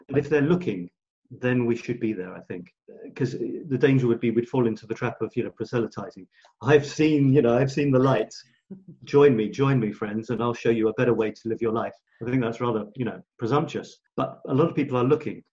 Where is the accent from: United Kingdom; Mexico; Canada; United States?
United Kingdom; England; moved away as an adult; also born or lived in Scotland / Australia; now in France; being born in Scotland, being shipped down, growing up in England, a year in Australia, moving to France